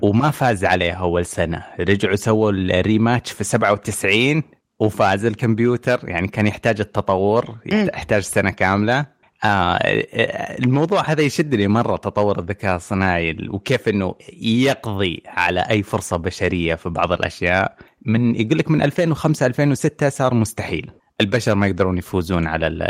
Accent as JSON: {"language": "Arabic", "country": "Saudi Arabia", "said": "عندنا في السعوديه"}